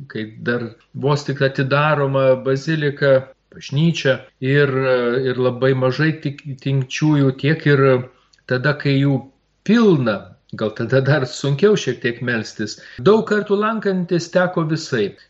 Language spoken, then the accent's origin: Lithuanian; Lithuania; mes lietuviai.